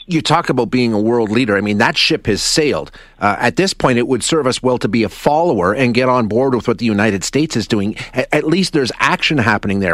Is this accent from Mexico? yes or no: no; Canada; as a Canadian